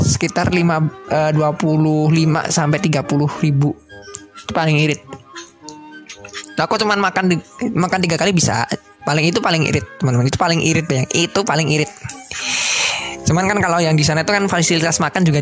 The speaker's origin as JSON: {"language": "Indonesian", "town": "Solo", "region": "Central Java", "country": "Indonesia", "tie": "born or raised there", "said": "aku kan asli Solo juga kan ya. Terus kenapa aku pilih kerja di Solo?"}